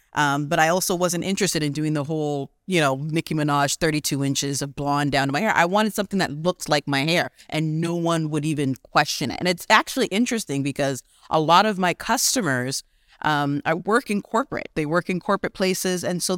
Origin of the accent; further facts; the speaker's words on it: Canada; also born or lived in Ghana; So because I was born in Ghana, and came to Canada as I was small, my mom's always been an entrepreneur.